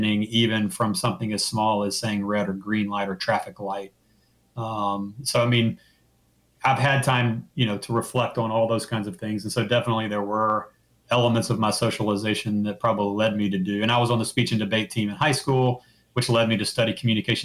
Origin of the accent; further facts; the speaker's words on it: Mobile, Alabama, United States; I grew up in Mobile, Alabama.